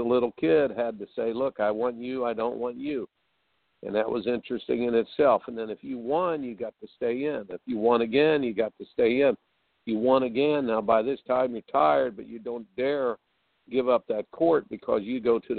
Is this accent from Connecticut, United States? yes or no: no; Indiana, United States; I grew up in Indiana